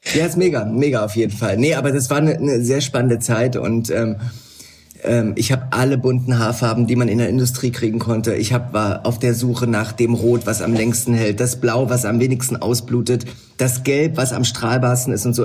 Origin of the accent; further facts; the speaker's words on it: the East, East Germany, Germany; also born or lived in London; bei uns im Osten